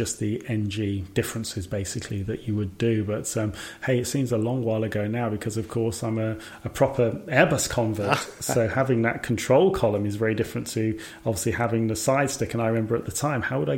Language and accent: English; Birmingham, West Midlands, United Kingdom; moved away as an adult; also born or lived in Scotland; I applied for another job in my hometown, Birmingham